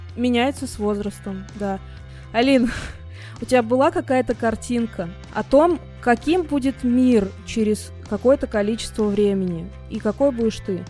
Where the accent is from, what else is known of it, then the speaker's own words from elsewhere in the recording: Russia; я россиянка